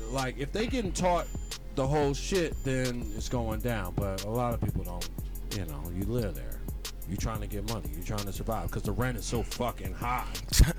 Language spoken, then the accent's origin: English; the Poconos, Pennsylvania, United States; moved away; I was from the Poconos.